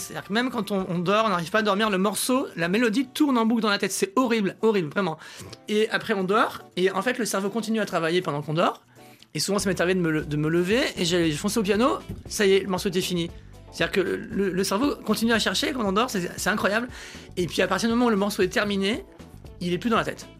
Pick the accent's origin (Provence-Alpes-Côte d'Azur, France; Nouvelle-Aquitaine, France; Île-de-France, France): Provence-Alpes-Côte d'Azur, France; near Aix-en-Provence; moved away as an adult; also born or lived in Paris; je suis de la campagne. Hein, j'ai vécu jusqu'à l'âge de 20 ans à la campagne